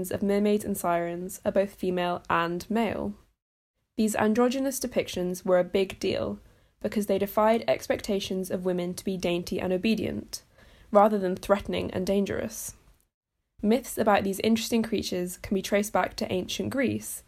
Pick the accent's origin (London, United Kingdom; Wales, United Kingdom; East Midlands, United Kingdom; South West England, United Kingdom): Wales, United Kingdom; Brecon Beacons; I'm from the Brecon Beacons, a really beautiful part of Wales